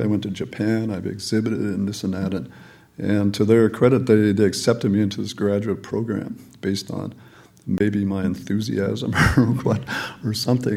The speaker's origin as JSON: {"language": "English", "town": "Calgary", "region": "Alberta", "country": "Canada", "tie": "born or raised there", "also_born_or_lived": "England", "said": "I came to Canada when I was one. And I lived in Calgary. My father was a mechanical engineer, and so I grew up in Calgary."}